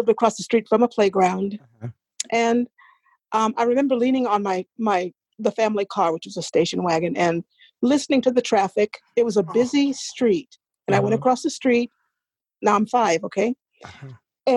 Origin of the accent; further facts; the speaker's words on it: Biloxi, Mississippi, United States; I was born in Biloxi, Mississippi